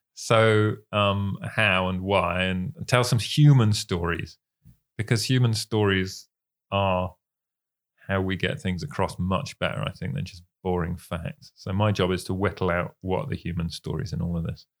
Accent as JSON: {"language": "English", "country": "United Kingdom", "said": "we're British"}